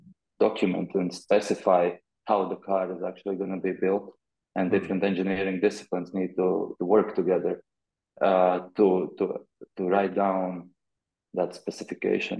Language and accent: English; Riga, Latvia; moved away as an adult; also born or lived in Amsterdam; I had a plan to move back from Amsterdam to Riga, Latvia, for a while.